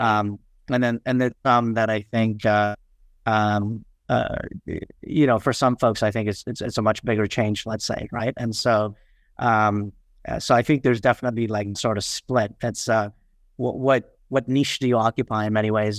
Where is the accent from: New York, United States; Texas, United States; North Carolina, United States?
New York, United States; New York City; English is a second language; also born or lived in Kathmandu, Nepal / Far Western Nepal; I grew up in Queens, um, New York, uh, Forest Hills. And so of, you know, proud, proud to have grown up there